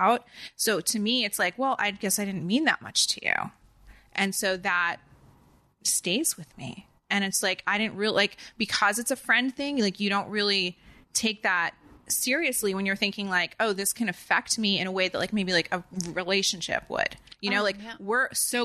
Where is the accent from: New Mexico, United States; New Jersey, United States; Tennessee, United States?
New Jersey, United States; accent: Jersey; now in Los Angeles, United States; I didn't think I had a strong Jersey accent